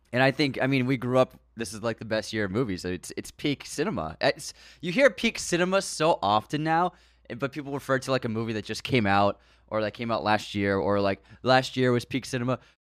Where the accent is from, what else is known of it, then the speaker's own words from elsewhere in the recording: United States; growing up in America